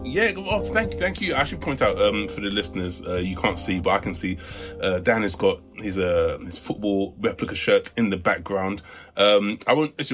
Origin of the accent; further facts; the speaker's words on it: United Kingdom; Listen, I like my status as a British